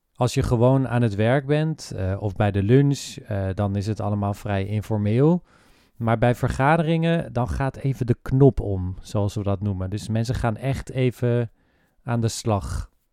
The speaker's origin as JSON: {"language": "Dutch", "country": "Netherlands", "said": "wij als Nederlanders"}